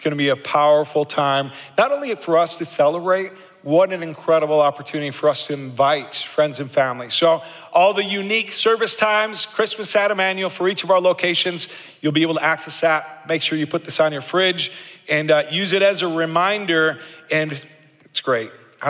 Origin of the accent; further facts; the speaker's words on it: Argentina; If you know anything about me, you know that I grew up in South America as a missionary kid in Argentina.